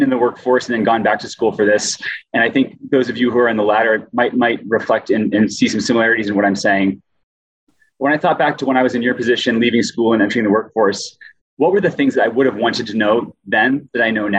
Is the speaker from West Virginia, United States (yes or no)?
no; Maine, United States; moved away as an adult; also born or lived in Colorado; now in Utah, United States; I'm originally from Maine, lived in Colorado for most of my adult life, and I've been in Utah for 3 years